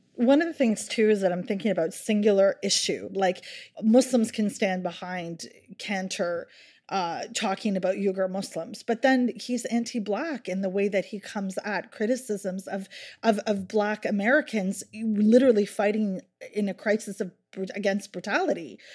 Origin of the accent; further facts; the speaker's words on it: Halifax, Nova Scotia, Canada; Halifax is my hometown